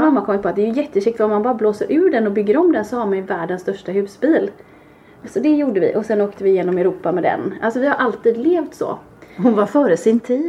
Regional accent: Kungsbacka, Halland County, Sweden; våra fantastiska granskog där vi är uppvuxna och har lekt

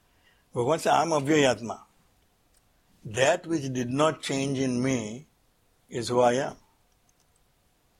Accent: Surat, Gujarat, India; I was born in Surat, then I went to architecture school

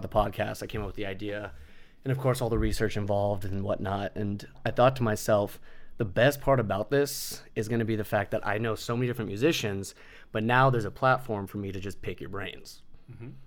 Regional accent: United States; I was born in America and I grew up in America

